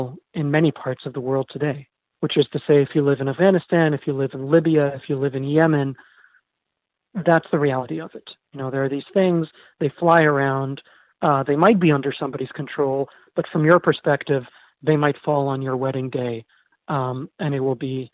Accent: Egypt; moved away as an adult; now in United States; I was born in Egypt

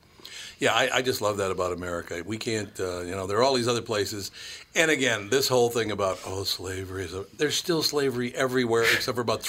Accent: United States; I know it's because I'm American

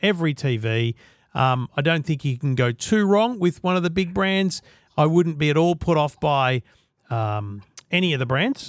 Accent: Queensland, Australia; I'm a Queenslander

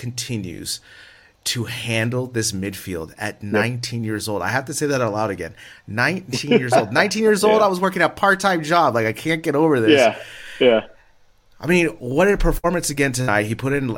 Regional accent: United States; as an American

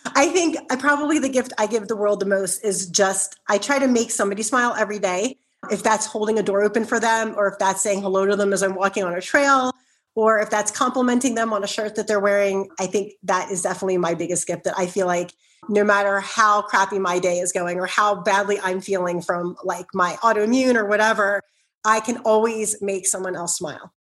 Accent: Philadelphia, Pennsylvania, United States; I grew up in South Philly, so I can be very loud

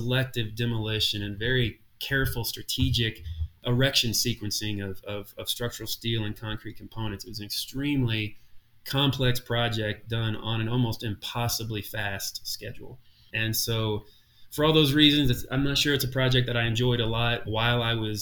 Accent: Brandenburg, Kentucky, United States; I grew up in Brandenburg, Kentucky, so 30 miles from Louisville

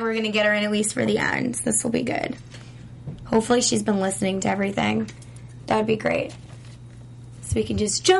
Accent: New York, United States; I grew up in New York, I get the East Coast

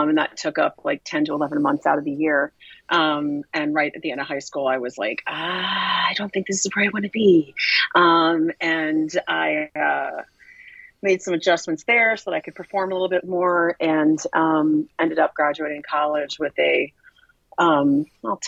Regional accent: Chicago, Illinois, United States; moved away as an adult; also born or lived in Wheaton, Illinois; now in New York, United States; I was born and raised in Chicago and the Chicago suburbs

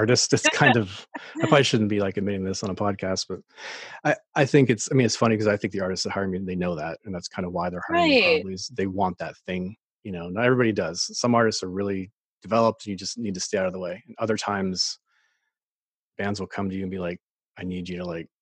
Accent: Maine, United States; moved away as an adult; also born or lived in Nashville, Tennessee; I'm from Maine originally, so I came back

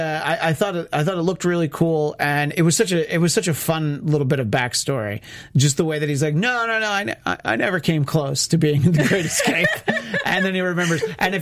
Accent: New York, United States; now in Los Angeles, United States; I grew up in New York State

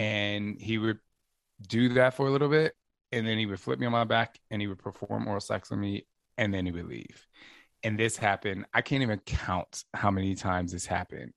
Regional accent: New Jersey, United States; also born or lived in Los Angeles, United States / New York, United States; now in Phoenix, United States; I'm from Jersey

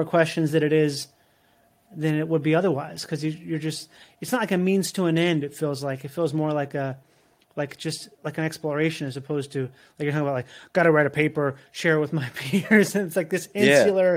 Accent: Minnesota, United States; moved away as an adult; also born or lived in Florida; I grew up in Minnesota

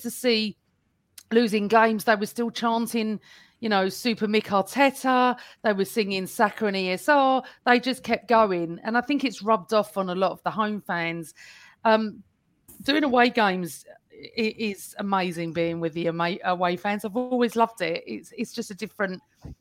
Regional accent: Essex, East of England, United Kingdom; I'm from Essex, so I don't speak like

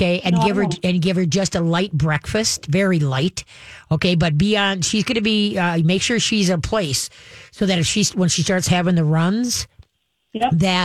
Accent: Duluth, Minnesota, United States; I was adopted and when I was a year and a half, I was born up in Duluth.

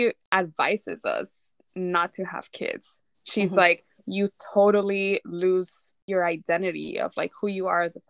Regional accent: Texas, United States; I also grew up in a very small town in Texas

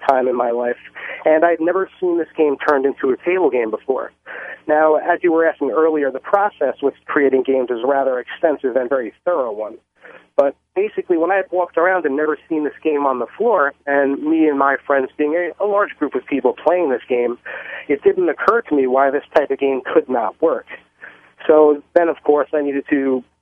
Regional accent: Bellmore, New York, United States; I actually grew up in Long Island, New York

